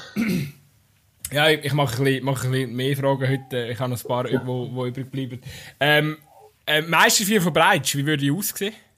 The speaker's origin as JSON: {"language": "German", "region": "Aargau", "country": "Switzerland", "said": "als Aargauer"}